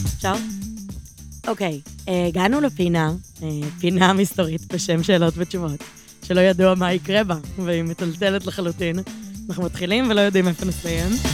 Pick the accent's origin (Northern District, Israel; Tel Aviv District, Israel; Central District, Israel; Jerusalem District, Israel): Tel Aviv District, Israel; Givatayim; אני גדלתי בבית ספר בגבעתיים